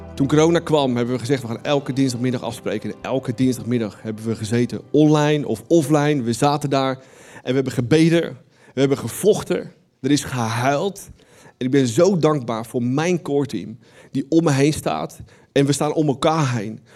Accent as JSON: {"language": "Dutch", "country": "Netherlands", "said": "wij als Nederlanders"}